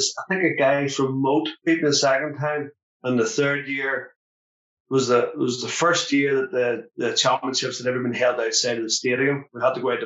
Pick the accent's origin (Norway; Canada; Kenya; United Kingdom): United Kingdom; Lisburn, Northern Ireland; I grew up in Lisburn